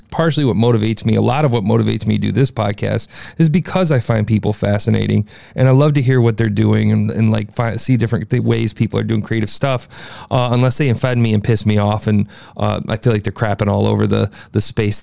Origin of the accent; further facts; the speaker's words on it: Midwest, United States; I'm from the Midwest